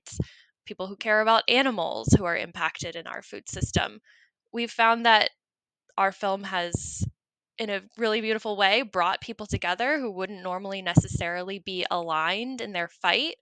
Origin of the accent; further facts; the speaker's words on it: North Carolina, United States; I was born and raised in North Carolina, grew up there, went to college there